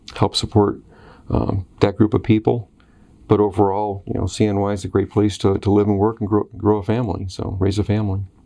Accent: Oswego, New York, United States; also born or lived in Western Pennsylvania; I grew up in Oswego

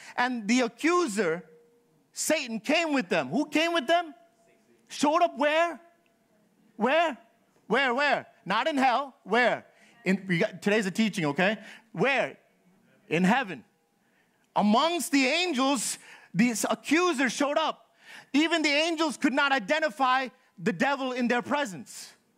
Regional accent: New York, United States; Born and raised in New York all my life.

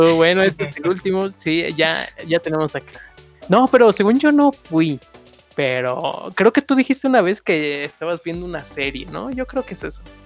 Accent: Chimalhuacán, State of Mexico, Mexico; Yo desde que nací en Chimalhuacán

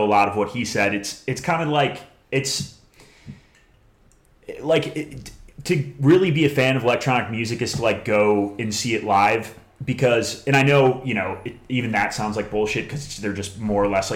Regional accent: Chicago, Illinois, United States; moved away; We're from Chicago

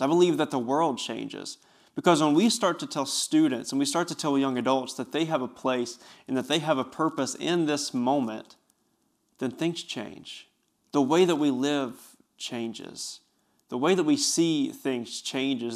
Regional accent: Bristol, Tennessee, United States; I grew up in Bristol, Tennessee, which is only about ten minutes from where I'm working right now.

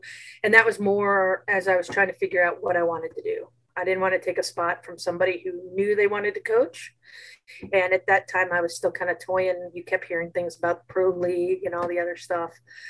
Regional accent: Plano, Texas, United States; moved away as an adult; also born or lived in North Carolina; I grew up in right outside the Dallas area in a, it used to be a small town, Plano, Texas. Now it's probably 100,000+.

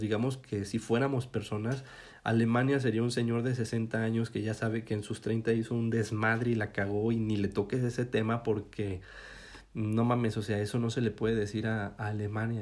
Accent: Mexico; como mexicanos

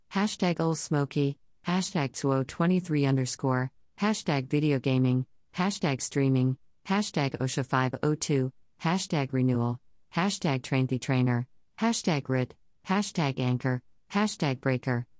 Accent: New York City, New York, United States; As a New Yorker

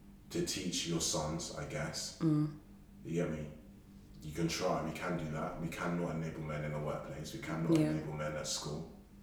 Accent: Nigeria; As a Nigerian man.

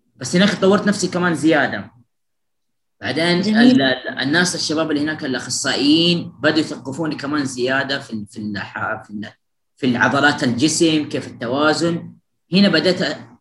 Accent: Jeddah, Makkah Province, Saudi Arabia; أنا من جدة

